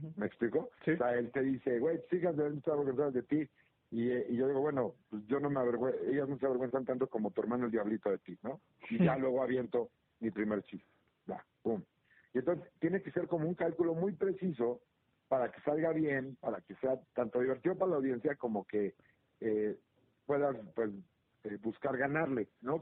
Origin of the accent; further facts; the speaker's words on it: Mexico; aquí somos los mexicanos